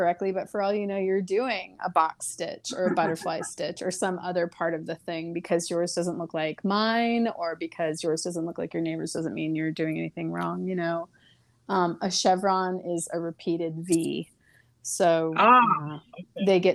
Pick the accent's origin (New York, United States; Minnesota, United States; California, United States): California, United States; Coachella Valley; I grew up in the Coachella Valley in my elementary school and junior high years.